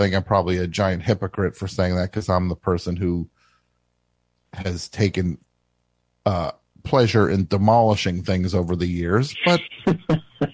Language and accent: English; New Jersey, United States; I am from New Jersey